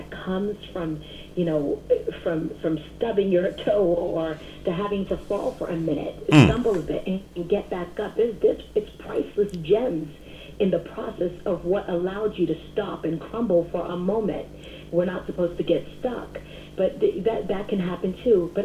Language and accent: English; Boston, Massachusetts, United States; I am born and bred right here in Boston, Massachusetts